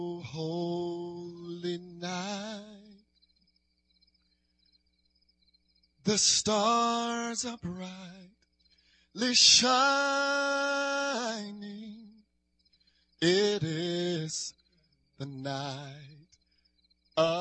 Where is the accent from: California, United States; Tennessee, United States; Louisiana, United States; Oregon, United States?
Louisiana, United States; New Orleans; growing up in New Orleans, born and raised.